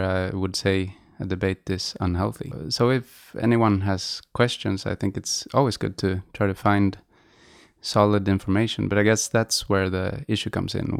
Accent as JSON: {"language": "English", "country": "Sweden", "tie": "born or raised there", "first_language": "Swedish", "second_language": "English", "said": "I grew up in Sweden and Swedish is my first language."}